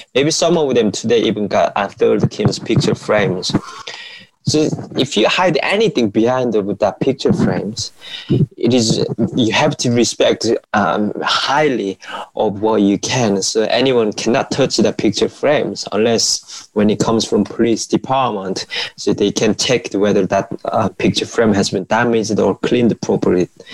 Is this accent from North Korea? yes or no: yes; North Korea; moved away; how I was growing up in North Korea.